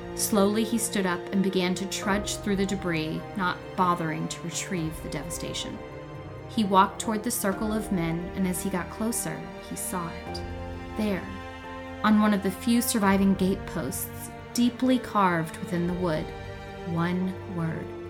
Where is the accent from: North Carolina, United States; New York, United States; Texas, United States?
North Carolina, United States; Born and raised in North Carolina